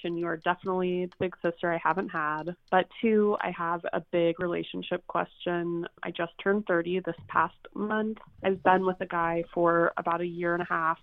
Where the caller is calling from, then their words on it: San Francisco, California, United States; I'm calling from San Francisco